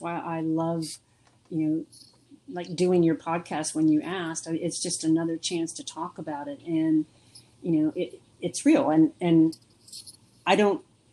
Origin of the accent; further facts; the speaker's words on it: East Coast of Florida, United States; I grew up on the East Coast of Florida